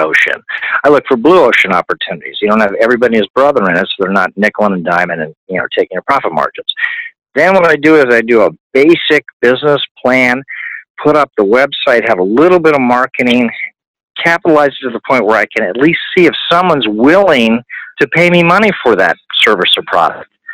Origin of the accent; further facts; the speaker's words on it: New Canaan, Connecticut, United States; moved away as an adult; also born or lived in Virginia / Florida / Arizona; now in Southern California, United States; I ended up growing up in New Canaan, Connecticut, very corporate family